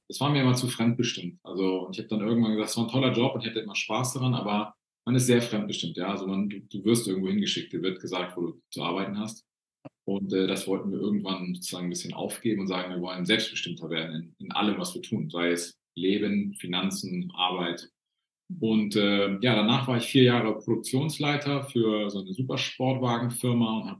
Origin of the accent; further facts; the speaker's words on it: Northern Germany, Germany; ich bin in Norddeutschland groß geworden und äh, wir wohnen jetzt in Bayern mittlerweile